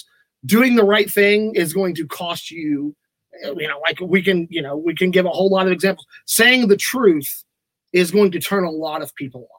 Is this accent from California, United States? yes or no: no; Bullard, Texas, United States; also born or lived in Tyler, Texas; I am a lifelong resident of this area, born here in Tyler. I grew up in Bullard, graduated from Bullard High School in 2007.